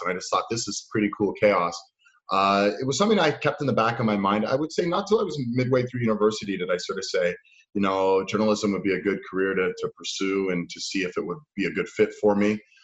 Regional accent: Toronto, Ontario, Canada; I grew up in uh, downtown Toronto in an area called the Annex

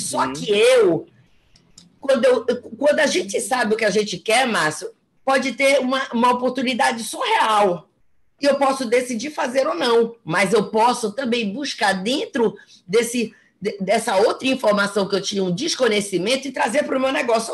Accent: Belém, Pará, Brazil; moved away as an adult; now in Fortaleza, Brazil; eu sou de Belém, mas estou há dois anos em Fortaleza

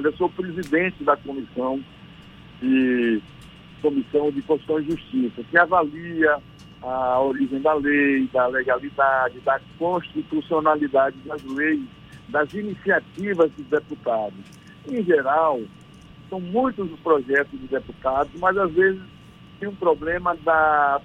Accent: Recôncavo, Bahia, Brazil; now in Vitória da Conquista, Brazil; eu sou aqui de Vitória da Conquista, mas eu sou filho aí do Recôncavo

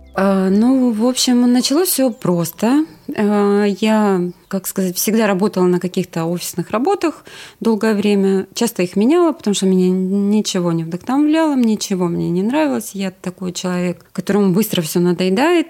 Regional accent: Sakhalin Oblast, Russia; moved away as an adult; also born or lived in Yakutsk / Saint Petersburg / Crimea; В 9 лет э, я уех, уехала с родителями на Сахалин. Mm. Э, и там я жила до 20 Э, двух лет и потом переехала

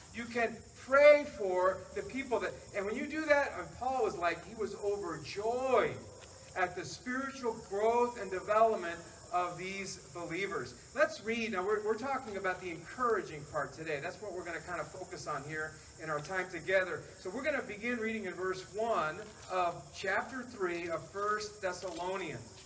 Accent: the South, United States; I'm from the South

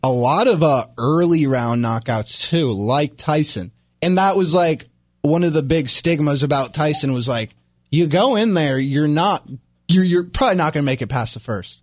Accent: New York, United States; I'm from New York

